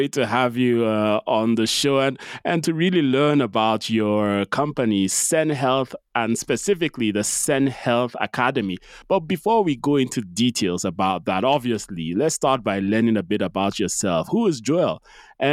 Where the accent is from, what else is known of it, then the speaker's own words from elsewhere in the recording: Nigeria; we're both from Nigeria